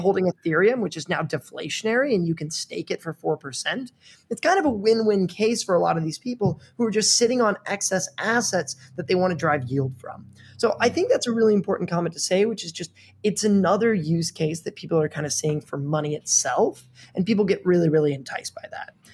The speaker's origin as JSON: {"language": "English", "region": "Missouri", "country": "United States", "tie": "born or raised there", "moved": "yes", "said": "I grew up in the Midwest in Missouri"}